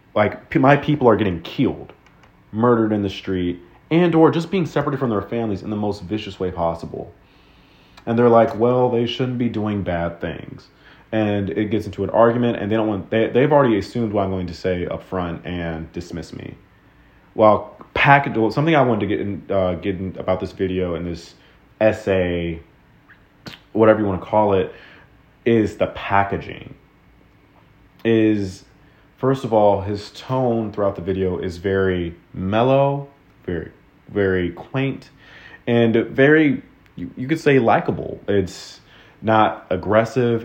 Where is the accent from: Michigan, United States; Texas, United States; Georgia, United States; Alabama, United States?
Texas, United States; growing up in Texas.